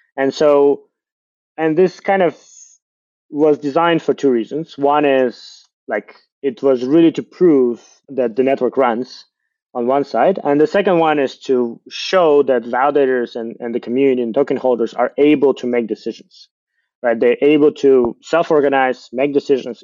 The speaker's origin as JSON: {"language": "English", "country": "Ukraine", "said": "I'm from Ukraine."}